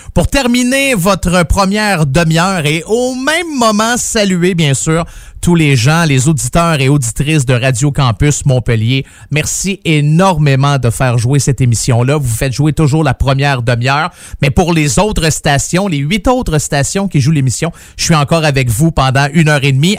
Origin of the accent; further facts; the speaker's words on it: Saint-Jérôme, Quebec, Canada; Je suis euh, natif de Saint-Jérôme